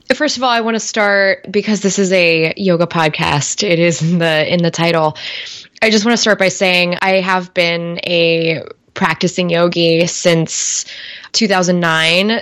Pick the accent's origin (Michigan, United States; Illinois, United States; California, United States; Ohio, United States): California, United States; Bay Area; I grew up in the Bay Area